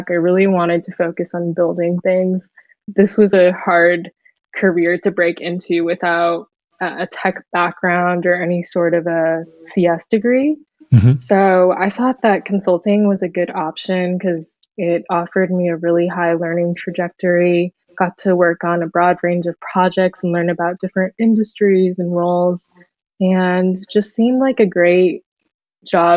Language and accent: English; Fremont, California, United States; I'm from the Bay Area. I grew up in Fremont, pretty local